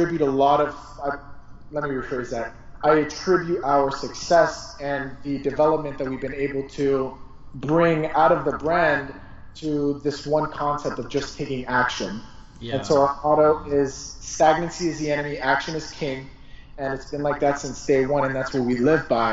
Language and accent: English; Colombia; moved away; my home country, Colombia